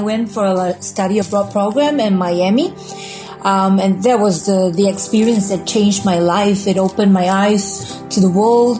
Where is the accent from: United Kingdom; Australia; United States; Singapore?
Singapore; I'm from Singapore.